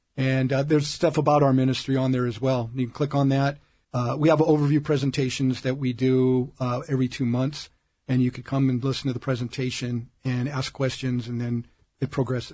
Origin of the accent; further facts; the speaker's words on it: Omaha, Nebraska, United States; now in Orange County, United States; I grew up in Omaha, Nebraska